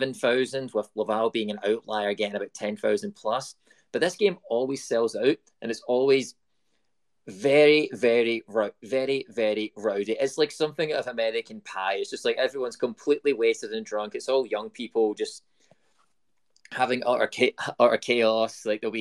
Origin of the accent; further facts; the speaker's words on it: United Kingdom; You know, I'm British. Like, you're born with a ball at your foot and you kick it into a goal right out of birth.